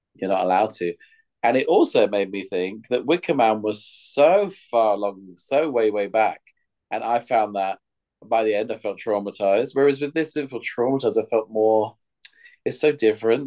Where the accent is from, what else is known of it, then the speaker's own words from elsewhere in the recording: London, United Kingdom; as a Londoner